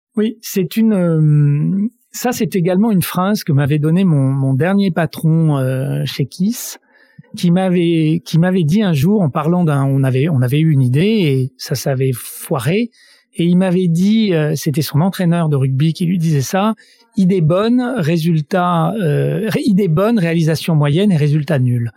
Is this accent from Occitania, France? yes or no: no; Grenoble, Auvergne-Rhône-Alpes, France; now in Paris, France; je suis grenoblois